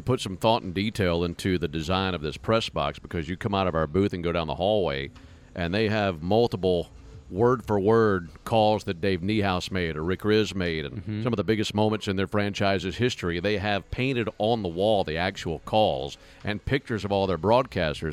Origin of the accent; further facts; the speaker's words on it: Madison, Mississippi, United States; moved away; my hometown, Madison, Mississippi